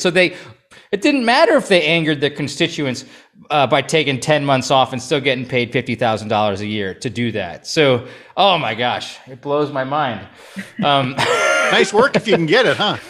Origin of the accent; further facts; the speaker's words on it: Stevens Point, Wisconsin, United States; growing up in Stevens Point